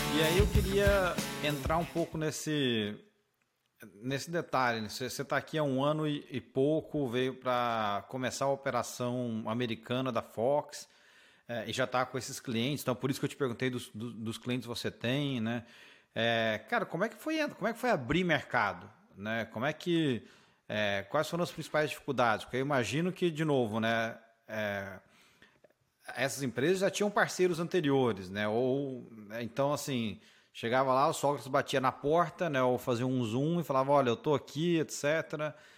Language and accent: Portuguese; Brazil; moved away as an adult; now in United States; eu como brasileiro